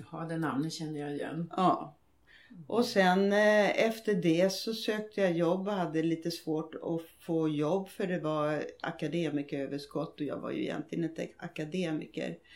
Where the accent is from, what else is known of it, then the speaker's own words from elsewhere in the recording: Småland, Sweden; now in Tyresö, Sweden; Jag är smålänning i botten och har tyvärr inte behållit min dialekt, vilket jag tycker är synd nu.